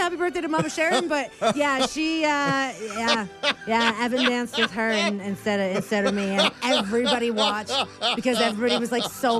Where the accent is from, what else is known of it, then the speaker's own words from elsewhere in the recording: Saskatoon, Saskatchewan, Canada; growing up in Saskatchewan, in Saskatoon.